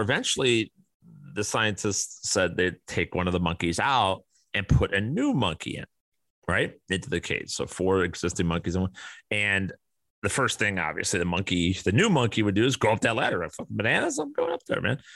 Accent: Kane County, Illinois, United States; I grew up around Kane County, Illinois.

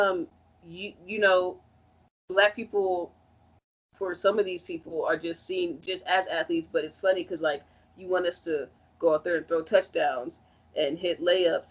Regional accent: Chicago, Illinois, United States; I'm from Chicago

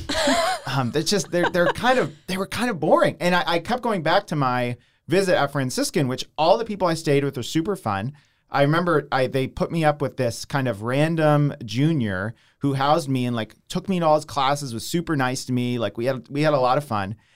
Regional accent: Downingtown, Pennsylvania, United States; also born or lived in Long Island, New York; I grew up in Downingtown, uh, which is right near Westchester

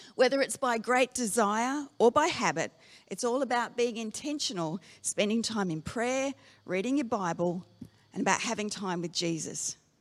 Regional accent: Darwin, Northern Territory, Australia; moved away; I grew up in Darwin

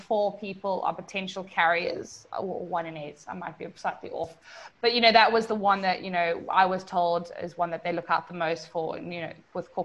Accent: South Africa; now in Puerto Rico; I am originally from South Africa

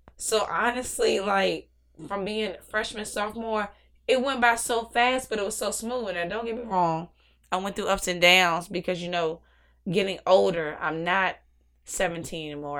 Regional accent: Newport News, Virginia, United States; also born or lived in Arlington, Virginia; born and raised in Virginia

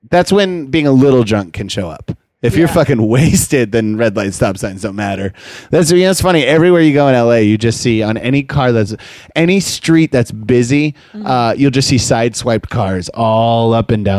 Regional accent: Westbrook, Maine, United States; I'm from Maine. He's like, what part? And I was like, Westbrook, right near Portland

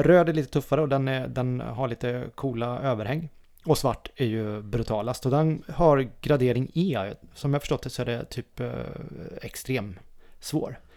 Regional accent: Dalsland, Västra Götaland, Sweden; Jag är ju från Dalsland

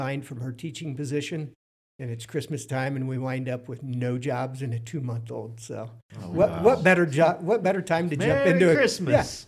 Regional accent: Fredericktown, Ohio, United States; also born or lived in Columbus, Ohio; I was born in Fredericktown, Ohio. Yeah, I grew up in Fredericktown

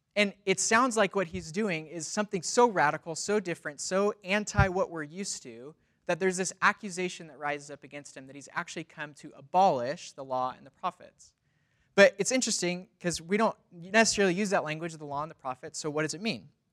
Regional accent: Los Angeles, California, United States; moved away as an adult; now in Spokane, United States; Was born and raised in Los Angeles

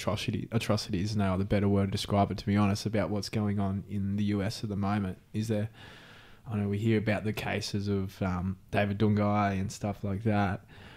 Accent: Philippines; I'm Filipino.

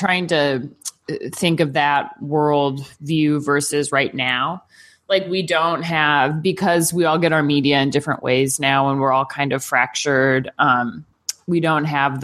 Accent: Pacific Northwest, United States; So for me, in the 90s spanned the age of 7 to 17. I grew up in the Pacific Northwest.

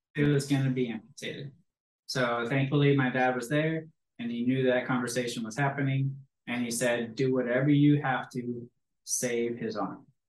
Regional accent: Green Bay, Wisconsin, United States; I grew up in Green Bay, Wisconsin, home of the Packers and the Cheeseheads

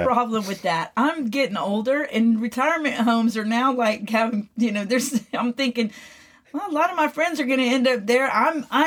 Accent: McKinney, Texas, United States; in McKinney, my hometown

